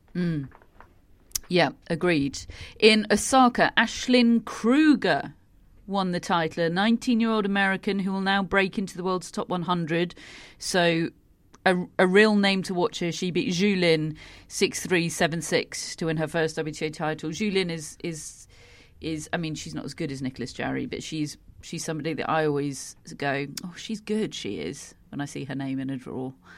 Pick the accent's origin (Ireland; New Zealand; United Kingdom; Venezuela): United Kingdom; as a British person